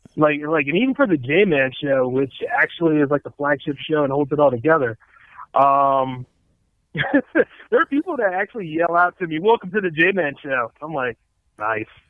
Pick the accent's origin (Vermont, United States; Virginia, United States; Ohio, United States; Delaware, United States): Delaware, United States; It's my hometown